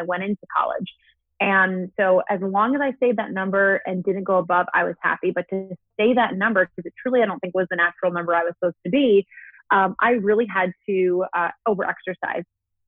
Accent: New York, United States; moved away as an adult; also born or lived in San Diego; I'm from New York, born and raised, and I moved to San Diego

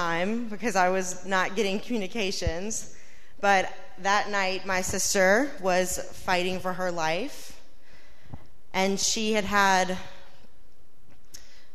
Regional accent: Louisiana, United States; moved away as an adult; now in Norfolk, United States; We're from Louisiana, and people in Louisiana stay close

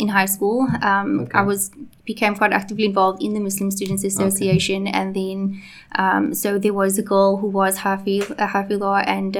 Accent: Cape Town, Western Cape, South Africa; also born or lived in Johannesburg / Malawi; I was born in Johannesburg and moved to here. So I'm from Cape Town, very proudly so, but it just so happened that I was born in Johannesburg. My family was living there at the time. Moved back to Cape Town.

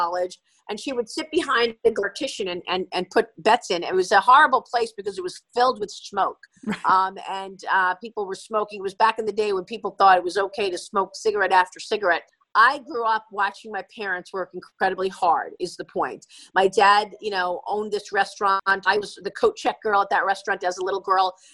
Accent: New York City, New York, United States; I grew up in Brooklyn

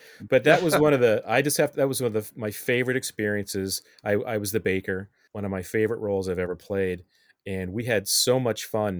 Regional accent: Midwest, United States; I grew up in the Midwest. Lance, you grew up in the Midwest. And there was no community theater where I grew up. I can tell you that. And coming out here, it's so nice to have those outlets.

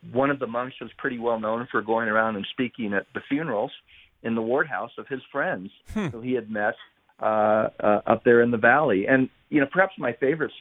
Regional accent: Utah, United States; also born or lived in Orléans, France; I've spent my entire life in Utah. I was born in France

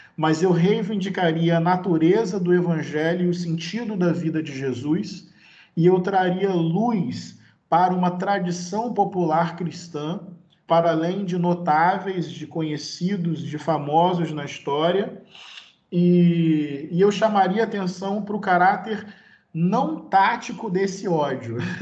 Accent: Brazil; eu sou brasileiro

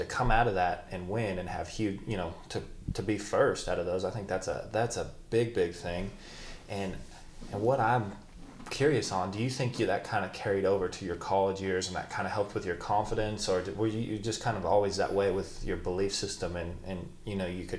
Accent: Idaho, United States; I mean, growing up in Idaho, it's tough because you don't really get to measure yourself against other guys.

